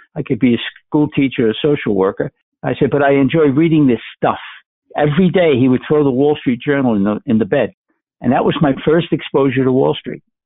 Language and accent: English; New York City, New York, United States; moved away as an adult; now in Minnesota, United States; I'm from the Bronx.